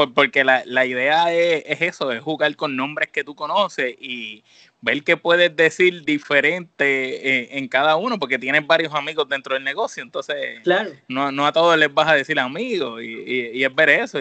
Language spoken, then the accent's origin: Spanish; Puerto Rico; Nosotros que somos de Puerto Rico